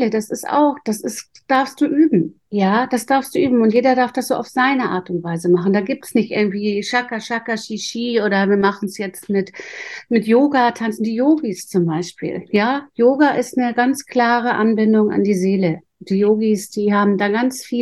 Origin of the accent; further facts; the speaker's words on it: Northern Germany, Germany; Ich komme aus Norddeutschland, da hieß das Gehstraße.